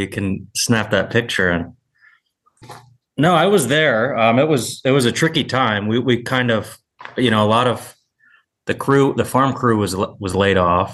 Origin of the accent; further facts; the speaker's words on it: Michigan, United States; also born or lived in New York / California; now in Connecticut, United States; I'm from Michigan